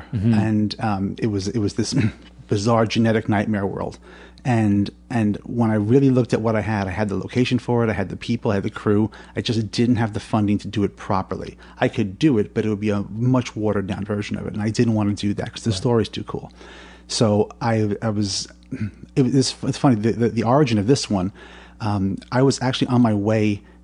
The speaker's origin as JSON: {"language": "English", "town": "New York City", "region": "New York", "country": "United States", "tie": "born or raised there", "accent": "New York", "said": "I was born on 77th Street in Manhattan. Uh-huh. And in the late 60s, and I've been here ever since."}